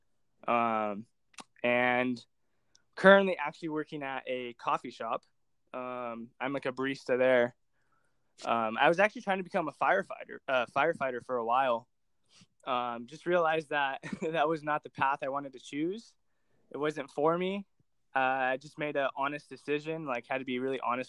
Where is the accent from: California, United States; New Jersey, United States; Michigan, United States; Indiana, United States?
California, United States; Orange County; I'm from Orange County, California. I've been living here for pretty much all since I've been born, actually